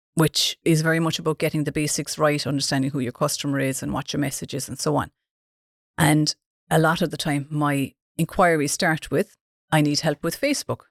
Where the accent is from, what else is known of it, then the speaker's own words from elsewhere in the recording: Dunmanway, Munster, Ireland; I'm from Dun Manuay.